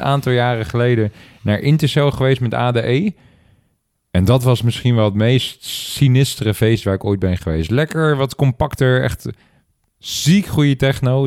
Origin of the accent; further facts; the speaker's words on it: Netherlands; als Nederlander